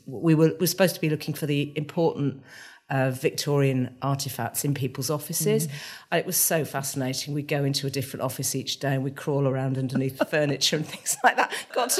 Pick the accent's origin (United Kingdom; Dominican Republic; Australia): United Kingdom; Manchester, North West England; moved away as an adult; also born or lived in London; my best friends are friends I made at primary school and secondary school here. They've moved away, but they're still, we all feel still like Mancs.